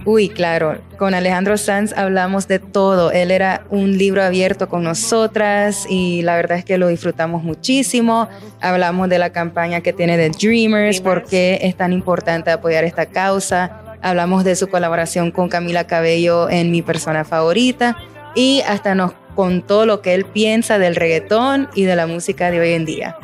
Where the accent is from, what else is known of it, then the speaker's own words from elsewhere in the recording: Nicaragua; yo soy nicaragüense